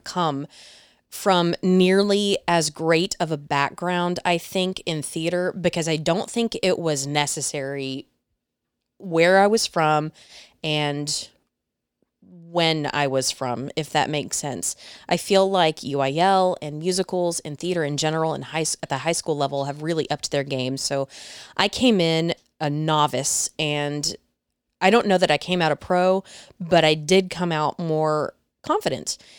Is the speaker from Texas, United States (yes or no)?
yes; Mesquite, Texas, United States; also born or lived in Dallas, Texas; I was born and raised in the Dallas area, little town called Mesquite, Mesquite, Texas